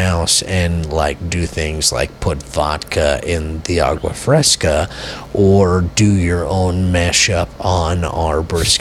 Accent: United States; as an American

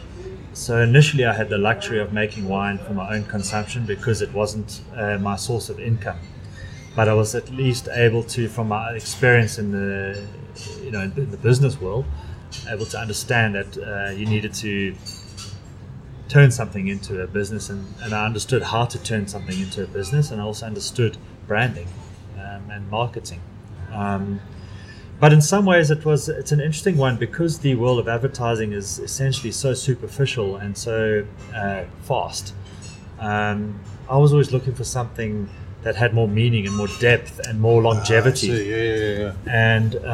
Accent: Durban, KwaZulu-Natal, South Africa; I'm from Durban

